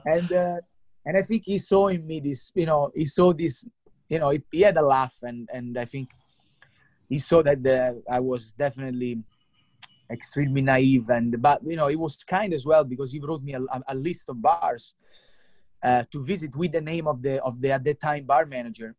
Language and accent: English; Italy; moved away as an adult; also born or lived in London; I'm from Italy.